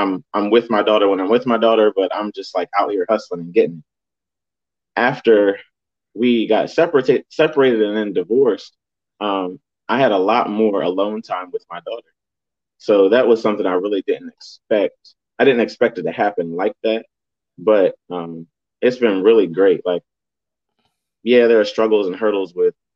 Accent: Delaware, United States; I'm a Delaware native, born and raised in Delaware

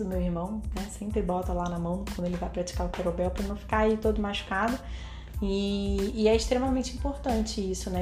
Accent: Brazil

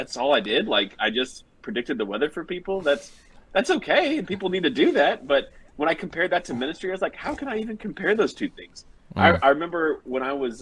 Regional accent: Kansas, United States; growing up in Kansas

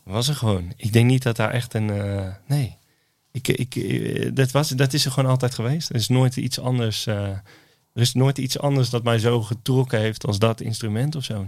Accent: Oosterhout, North Brabant, Netherlands; ik kom uit Oosthout in, in Noord-Brabant.

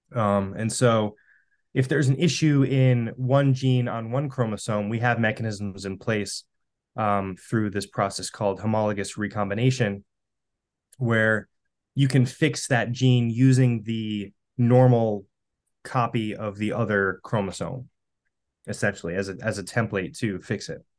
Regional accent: Western Massachusetts, United States; I'm from Western Massachusetts, too.

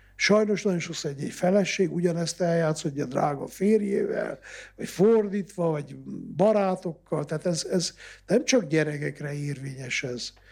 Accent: Transylvania, Romania; ez az én szülőföldem, ezt adta ajándékba Isten

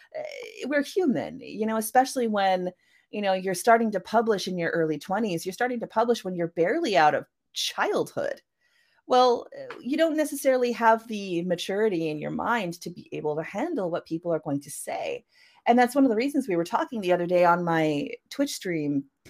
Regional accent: Canada; I am a Canadian cyberpunk and mythpunk author.

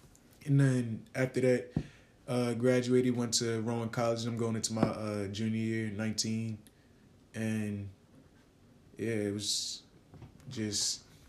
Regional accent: Sicklerville, New Jersey, United States; also born or lived in Bronx, New York; I grew up here actually. Sicklerville, New Jersey. I moved here when I was 3 from Bronx, New York.

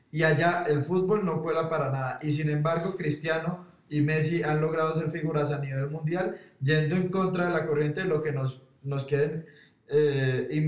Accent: Colombia; O sea, si nosotros somos colombianos

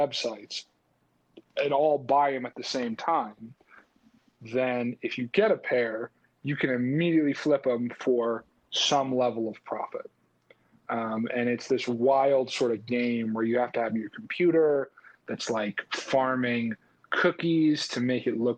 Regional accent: New York, United States; Growing up in New York

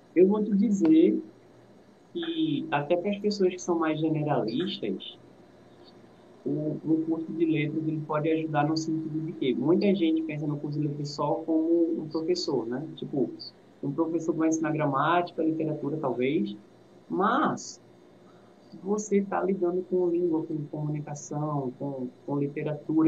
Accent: Recife, Pernambuco, Brazil; eu sou do Recife, sou do Janga

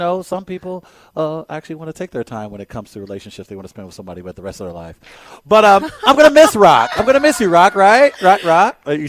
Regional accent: St. Louis, Missouri, United States; I'm from North City, dog.

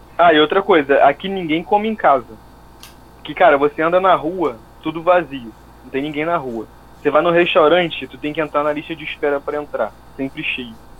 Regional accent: Rio de Janeiro, Brazil; moved away as an adult; now in United States; eu sou brasileiro, você sabe como é que eu falo

